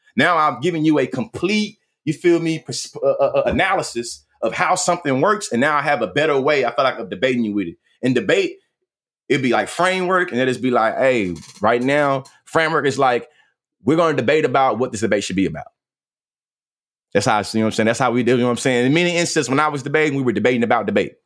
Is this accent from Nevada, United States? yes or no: no; Bryan, Texas, United States; now in Houston, United States; I'm born and raised in Bryan, Texas